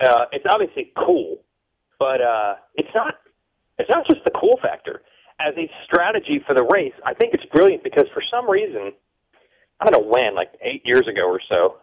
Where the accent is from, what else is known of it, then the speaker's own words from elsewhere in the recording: United States; I'm from the United States